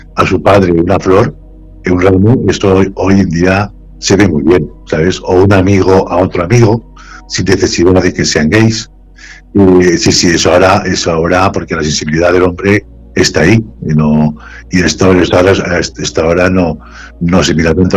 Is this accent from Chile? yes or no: no; Sagunto, Valencian Community, Spain; moved away as an adult; now in Vallanca, Spain; en Sagunto, hace poco, en mi, ciudad, natal